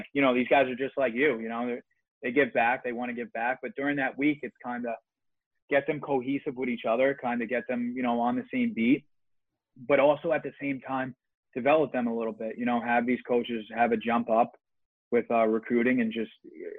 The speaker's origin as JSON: {"language": "English", "town": "New York City", "region": "New York", "country": "United States", "tie": "born or raised there", "said": "I grew up with him in Staten Island and everything"}